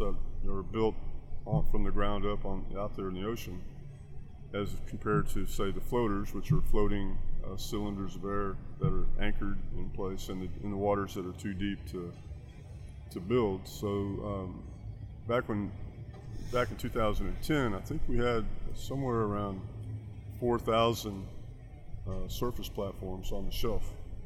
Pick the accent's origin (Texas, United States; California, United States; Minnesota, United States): Texas, United States; I'm from Texas